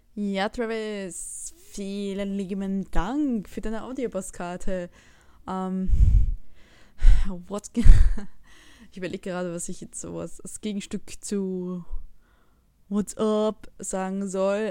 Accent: Switzerland; moved away; ich bin eine Schweizerin, die im Ausland lebt.

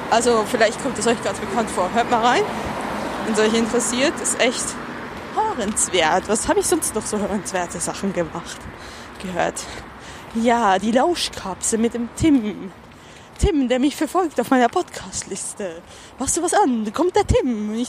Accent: Switzerland; ich darf das, ich bin Schweizerin. Zudem kann ich nur den authentischsten Schweizer Akzent nachmachen, nebst den Schweizer, die wirklich so sprechen. Weil meine ganze Familie spricht so.

